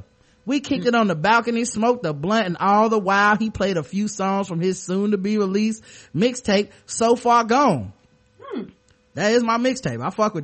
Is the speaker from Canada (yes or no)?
yes; Toronto, Ontario, Canada; Anyway, I'm from Toronto, and in the summer of 08, me and my girls are chilling at a club called Government.